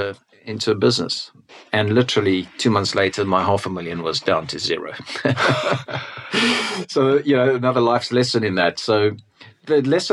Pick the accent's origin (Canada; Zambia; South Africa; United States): South Africa; I'm a South African